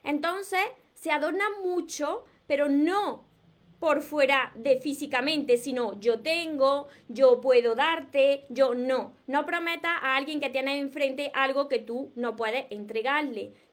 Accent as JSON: {"language": "Spanish", "town": "Córdoba", "region": "Andalusia", "country": "Spain", "said": "yo soy de aquí del sur de España. En el sur de España pues tenemos un acento peculiar. Además yo soy de Córdoba. Yo no renuncio a mi acento."}